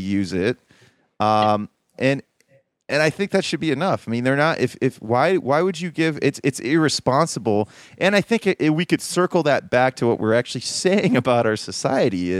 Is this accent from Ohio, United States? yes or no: yes; Columbus, Ohio, United States; moved away; also born or lived in Baltimore, Maryland; I'm from the Midwest